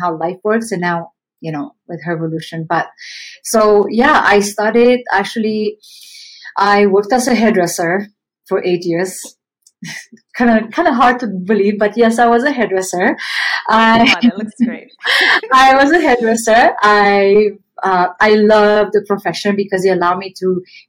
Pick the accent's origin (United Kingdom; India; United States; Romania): Romania; English is a second language; moved away as an adult; now in Canada; I came to Canada from Romania when I was 19, and I came here with barely any English. I'm still learning English 28 years later.